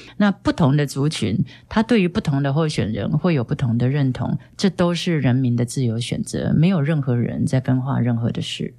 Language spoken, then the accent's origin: Chinese; Hualien County, Taiwan; 我是花莲人